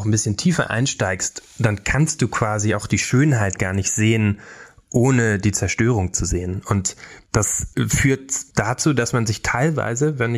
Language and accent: German; Brandenburg, Germany; Ich bin in Brandenburg aufgewachsen, auf dem Dorf und fand früher so blauer Himmel, weit, du kannst gucken, so weit du willst